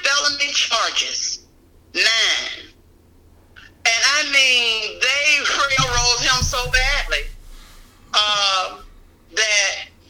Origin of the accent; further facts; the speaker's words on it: Montgomery, Alabama, United States; moved away as an adult; now in Columbus, United States; because I'm not from Columbus, Georgia. I'm from Montgomery, Alabama.